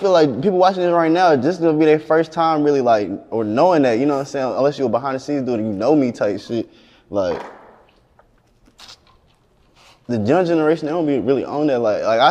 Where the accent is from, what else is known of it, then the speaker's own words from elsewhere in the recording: the South, United States; But shit, I do this because, like, I'm from the South, like, you know what I'm saying?